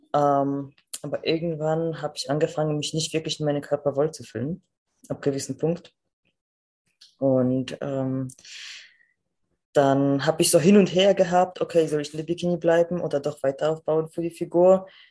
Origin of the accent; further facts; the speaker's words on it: Poland; moved away; Also ich komme aus Polen